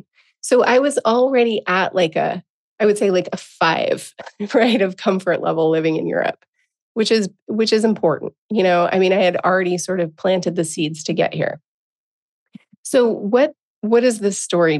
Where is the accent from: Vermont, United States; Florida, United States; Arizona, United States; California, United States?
California, United States; Encinitas; moved away as an adult; also born or lived in Portland; I'm going back to my hometown of Encinitas, California